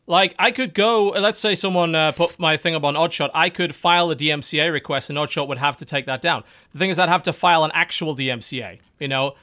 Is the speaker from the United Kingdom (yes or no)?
yes; United Kingdom; we're British